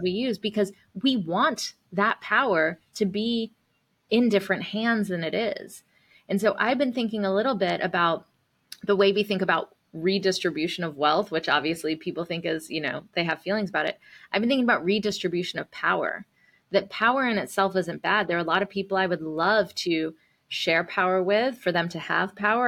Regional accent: the South, United States; being a first generation, um, Indian American, uh, growing up in the South

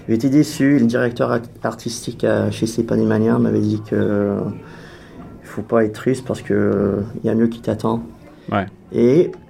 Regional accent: Canada; Alliant, je crois que le fait que je suis canadien, que je joue un instrument un peu bizarre.

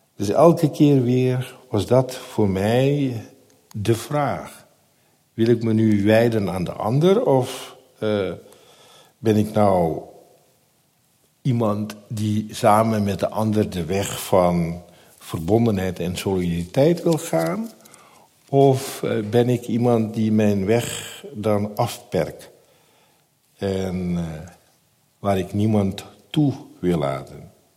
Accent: Netherlands; tijdens de eh, middelbare school vond ik mijn weg in de Nederlandse samenleving. Maar de wijk bleef mijn thuisbasis

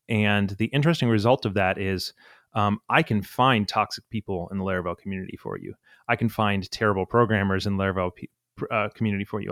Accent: Atlanta, Georgia, United States; I'm from Atlanta

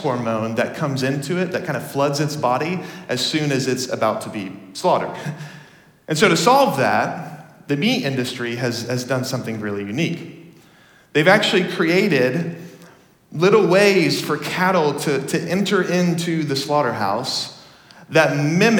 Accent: Dallas, Texas, United States; moved away; I grew up in Texas

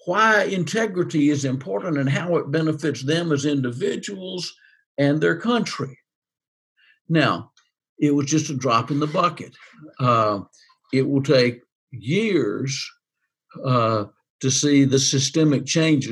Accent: United States; also born or lived in Albania

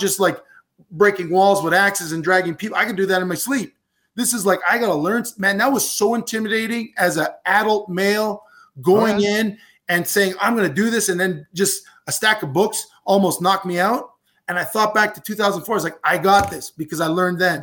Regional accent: Canada; as a Canadian

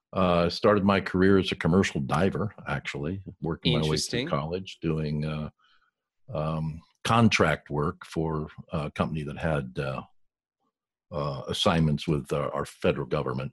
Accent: Southern California, United States; Oh, I grew up here in Southern California, mostly okay. Along the beaches.

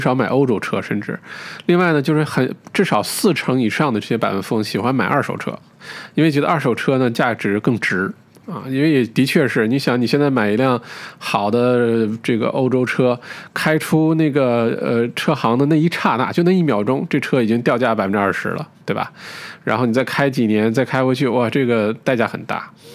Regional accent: China

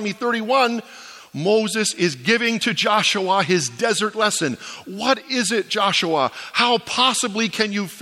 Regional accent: Ontario, Canada; moved away as an adult; now in Atlantic Canada, Canada; I was born in Ontario, I was educated in Ontario at Tyndale, I've served my whole life in Ontario

